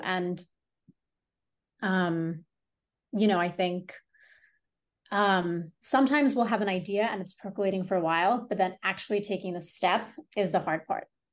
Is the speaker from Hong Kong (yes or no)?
yes; Hong Kong; also born or lived in India; now in New York City, United States; I was born and raised in Hong Kong